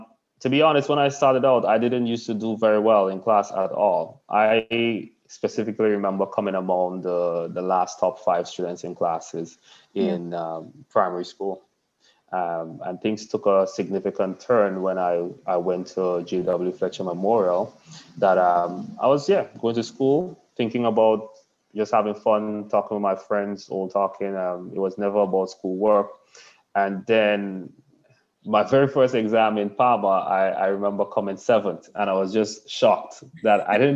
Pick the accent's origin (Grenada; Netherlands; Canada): Grenada; also born or lived in The Stones, Grenada; So a large part of my upbringing was country, Windsor Forest, Toko Bay side of things.